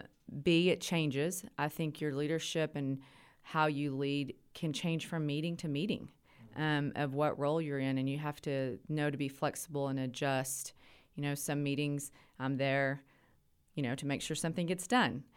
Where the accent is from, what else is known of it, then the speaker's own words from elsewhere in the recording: Idalou, Texas, United States; I grew up locally. I'm from Idaloo